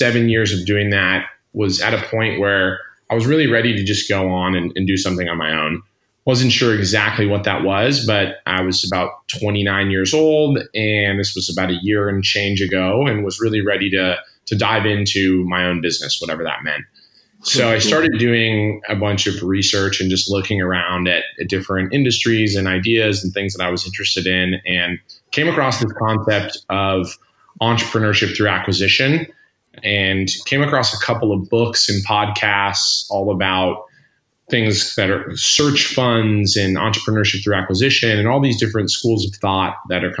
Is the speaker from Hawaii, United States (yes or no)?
no; Colorado, United States; moved away as an adult; also born or lived in California / San Francisco / New York; I grew up in Colorado